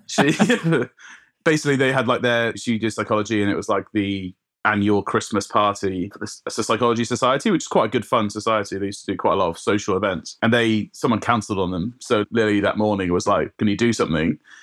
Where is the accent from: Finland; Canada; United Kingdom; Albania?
United Kingdom; South Wales valleys; I grew up in South Wales, right? In the valleys